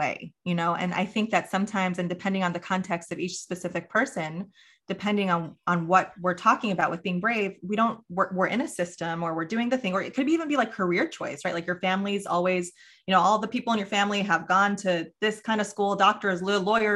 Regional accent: New York, United States; I grew up in New York

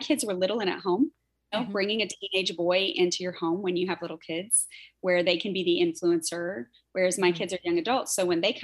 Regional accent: Texas, United States; moved away as an adult; also born or lived in Ohio; I'm from Texas

